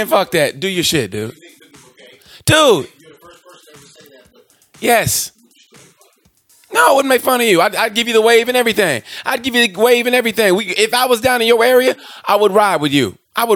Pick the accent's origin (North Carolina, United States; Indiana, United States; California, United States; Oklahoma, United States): Oklahoma, United States; I grew up born and raised in Oklahoma